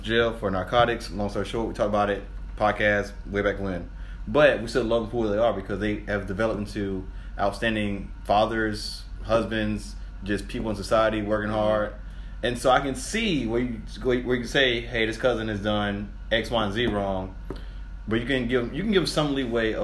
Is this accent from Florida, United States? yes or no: yes; Miami, Florida, United States; moved away as an adult; also born or lived in Fort Lauderdale, Florida; now in Georgia, United States; I'm born and raised in Fort Lauderdale, Florida. Okay. But I grew up in Miami, Florida.